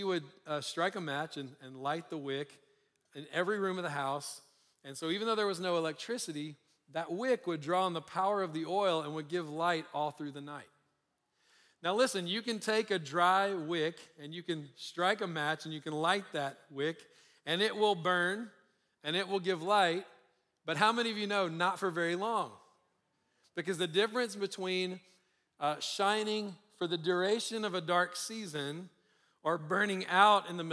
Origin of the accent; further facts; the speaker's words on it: Louisiana, United States; now in Colorado, United States; I live in Colorado, but I'm originally from Louisiana, and every Sunday we would eat fried chicken after church